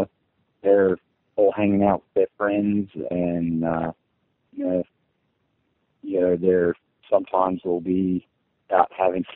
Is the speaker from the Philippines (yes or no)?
no; Australia; I grew up in Australia close to the coast